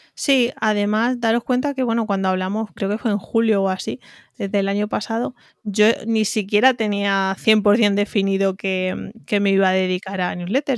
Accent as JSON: {"language": "Spanish", "country": "Spain", "accent": "un poco raro", "moved": "yes", "lives_now": "Madrid, Spain", "said": "De un pueblo ya casi en Extremadura, casi en Córdoba, casi Badajoz, casi Córdoba, por eso tengo este acento un poco raro, pero vivo en Madrid hace prácticamente 14"}